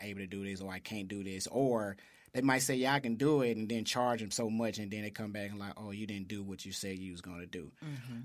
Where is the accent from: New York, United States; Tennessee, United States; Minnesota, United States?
Tennessee, United States; Memphis; also born or lived in St. Louis; I was born and raised in South Memphis